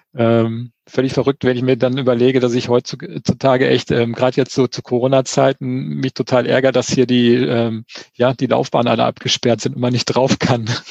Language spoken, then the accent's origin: German; Sauerland, North Rhine-Westphalia, Germany; also born or lived in Finnentrop / Olpe district; now in Eschborn, Germany; ich komme so wie du aus dem tiefsten Sauerland